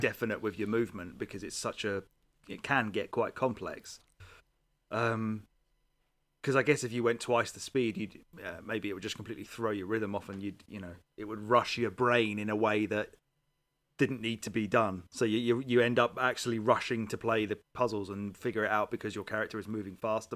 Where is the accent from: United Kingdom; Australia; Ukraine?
United Kingdom; England; I'm from England